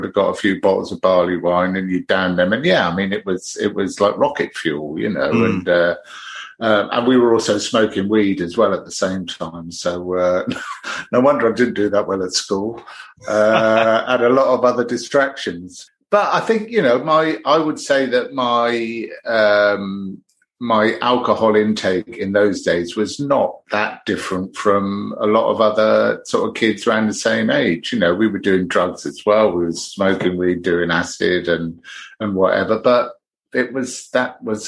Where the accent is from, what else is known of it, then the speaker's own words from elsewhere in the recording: Nailsea, South West England, United Kingdom; also born or lived in Birmingham; now in Brighton, United Kingdom; although I was born in Birmingham, I moved to the West Country when I was 4 years old and lived outside Bristol, a little town called Nailsea